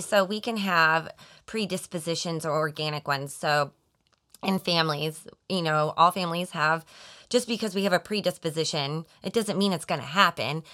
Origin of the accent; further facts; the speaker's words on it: Colorado, United States; moved away as an adult; also born or lived in Arizona; now in Overland Park, Kansas, United States; I was born and raised in Colorado